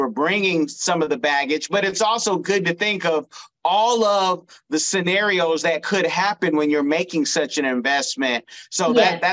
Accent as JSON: {"language": "English", "region": "California", "country": "United States", "moved": "yes", "lives_now": "South Florida, United States", "said": "I am from California, but I live in South Florida"}